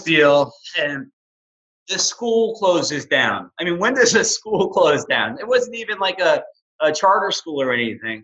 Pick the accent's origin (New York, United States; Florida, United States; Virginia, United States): New York, United States; New York City; moved away as an adult; also born or lived in Hoboken, New Jersey; now in Houston, United States; I'm this kid from New York City.